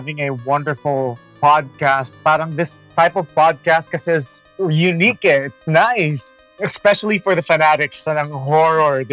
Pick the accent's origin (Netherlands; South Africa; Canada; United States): United States; Daly City, California; moved away as an adult; also born or lived in San Francisco; now in Philippines; I was born in San Francisco, and I lived in Daly City. I did my high school, elementary, high school.